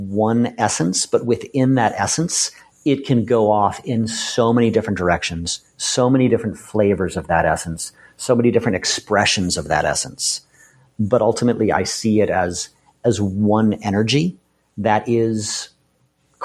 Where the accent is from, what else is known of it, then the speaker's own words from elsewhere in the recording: Boston, Massachusetts, United States; I grew up in Boston